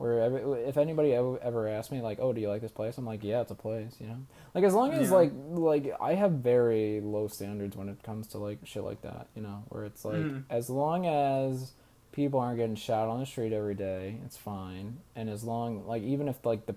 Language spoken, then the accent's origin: English; New York, United States; growing up in New York, you know, it's not as a, you know, religious place in general